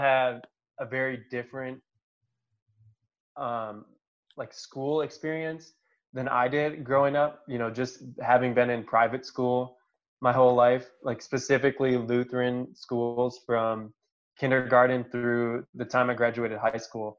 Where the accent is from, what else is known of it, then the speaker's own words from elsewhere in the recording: Watertown, Wisconsin, United States; now in Milwaukee, United States; I currently live in Milwaukee, Wisconsin. Grew up in Watertown, Wisconsin